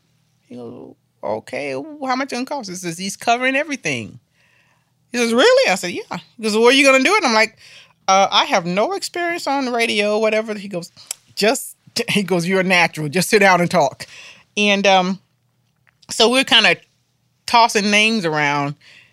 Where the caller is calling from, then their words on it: Asheville, North Carolina, United States; I'm calling from Asheville. I said, well, actually, I'm outside of Asheville.